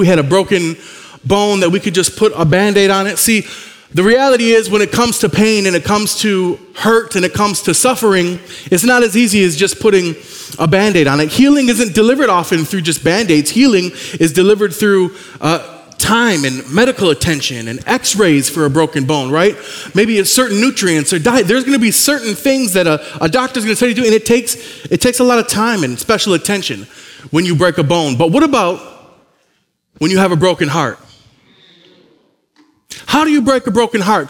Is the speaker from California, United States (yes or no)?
no; Michigan, United States; moved away; I'm from Michigan, though. I was born there on the east side of the state, north of Detroit and Saginaw